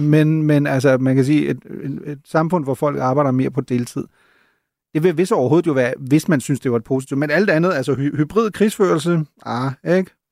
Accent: Germany; now in Denmark; som tysker

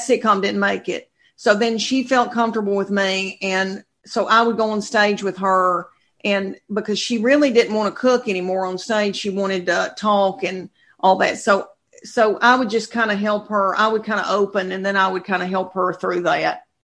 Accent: Adams, Tennessee, United States; moved away as an adult; now in Knoxville, United States; I'm from Tennessee, a farming community of 500 people.

